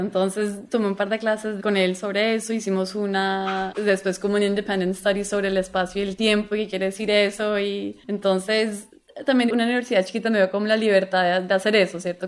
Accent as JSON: {"language": "Spanish", "country": "Colombia", "moved": "as an adult", "lives_now": "United States", "said": "yo soy colombiana"}